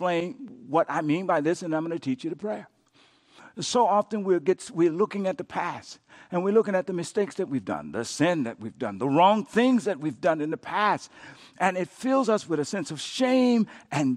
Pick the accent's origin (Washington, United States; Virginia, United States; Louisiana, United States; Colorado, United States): Louisiana, United States; Coushatta; I grew up in Coushatta, Louisiana